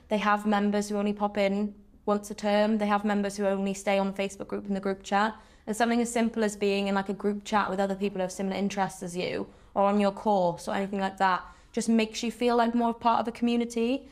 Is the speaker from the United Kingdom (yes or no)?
yes; Wales, United Kingdom; I'm a Welsh speaker, so I sort of moved to university and I was like, you know, I went through Welsh medium education, came to Swansea